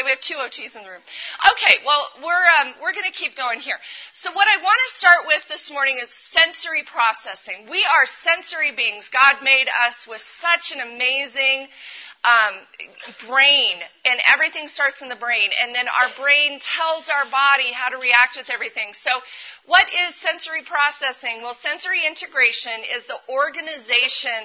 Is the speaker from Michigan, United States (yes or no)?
no; Colorado, United States; I am from Colorado